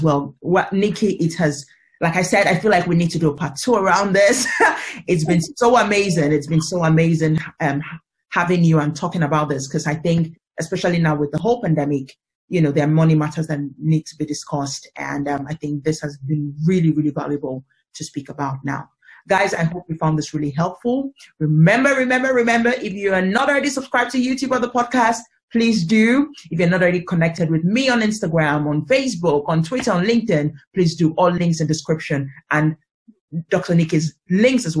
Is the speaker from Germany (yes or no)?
no; Nigeria; I'm originally African, I'm originally Nigerian